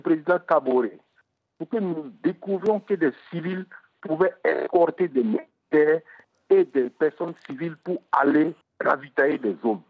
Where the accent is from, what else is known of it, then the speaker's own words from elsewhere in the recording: Burkina Faso; chez nous, au Burkina Faso